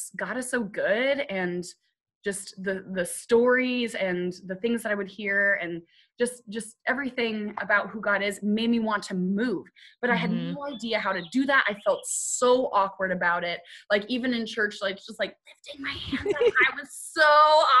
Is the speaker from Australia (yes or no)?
no; United Kingdom; I'm British